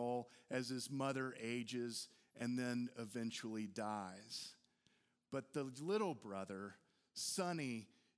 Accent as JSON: {"language": "English", "town": "Houston", "region": "Texas", "country": "United States", "tie": "born or raised there", "also_born_or_lived": "Austin, Texas", "said": "the experience that I had growing up in Houston and Austin in the 70s and the 80s"}